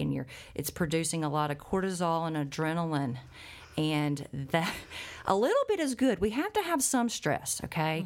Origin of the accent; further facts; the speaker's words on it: Arkansas Delta, United States; growing up in the Arkansas Delta, which has a very high cancer rate